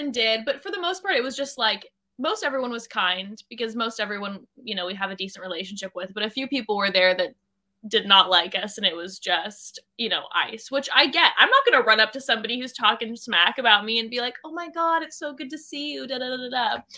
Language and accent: English; California, United States; Orange County.